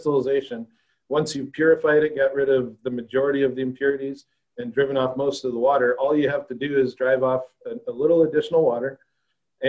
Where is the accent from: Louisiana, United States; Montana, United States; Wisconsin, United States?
Montana, United States; Northwest; also born or lived in Fargo, North Dakota / Australia; now in Michigan, United States; I'm originally from Montana, Northwest Montana